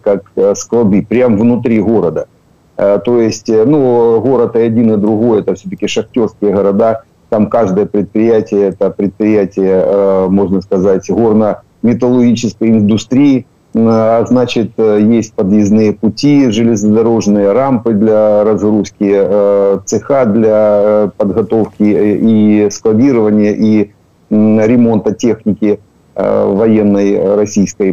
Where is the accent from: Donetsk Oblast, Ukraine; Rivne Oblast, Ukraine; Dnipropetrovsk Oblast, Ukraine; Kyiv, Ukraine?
Donetsk Oblast, Ukraine; Makiivka; Я родился в Макіївці, я Макіївчанин